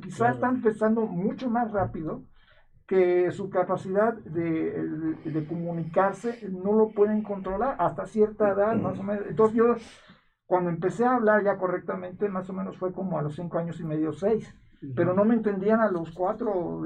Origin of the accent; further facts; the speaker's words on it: Mexico; como mexicanos